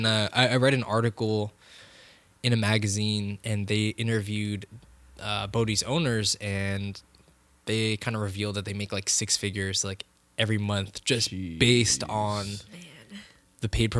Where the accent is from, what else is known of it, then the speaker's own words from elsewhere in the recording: Bay Area, California, United States; we're from the Bay Area.